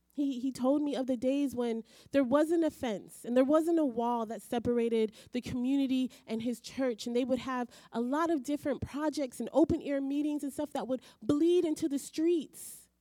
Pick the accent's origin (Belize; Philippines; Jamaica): Belize; moved away; I grew up in Belize um, when I was in high school, and so we did Caribbean literature and English literature from England.